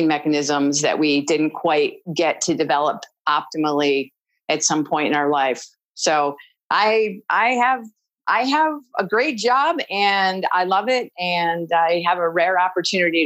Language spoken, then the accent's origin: English; Waterloo, New York, United States; now in Oakland, United States; I was born in Waterloo, New York